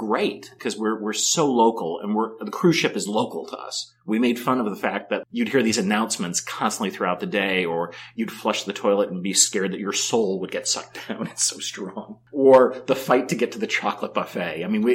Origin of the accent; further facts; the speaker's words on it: Chicago, Illinois, United States; all people I grew up with in Chicago